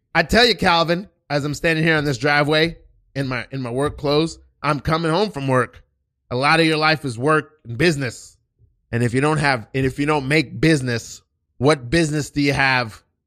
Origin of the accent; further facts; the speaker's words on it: United States; I was born here in America, but both of my parents are Haitian